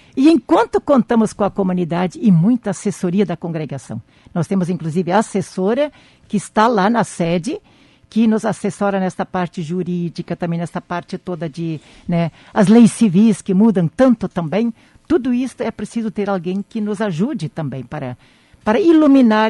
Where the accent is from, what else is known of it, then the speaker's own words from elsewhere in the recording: Campina das Missões, Rio Grande do Sul, Brazil; moved away; na comunidade onde eu nasci